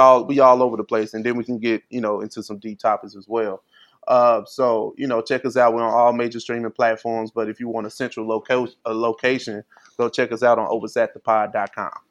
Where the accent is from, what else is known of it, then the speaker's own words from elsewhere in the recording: St. Louis, Missouri, United States; You you you identify me as a Southerner, and I'm from I'm from St. Louis.